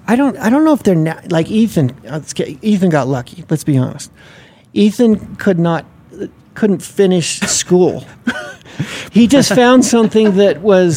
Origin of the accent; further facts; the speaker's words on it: Utah, United States; I grew up around the drag racing scene. My dad had a race tra- racetrack here, right. Bonneville Raceway.